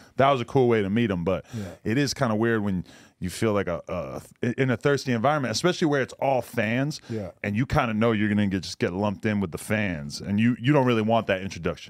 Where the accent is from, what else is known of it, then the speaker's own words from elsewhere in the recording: East Coast, United States; Like, I grew up on the East Coast, and I saw a bunch of subtle racism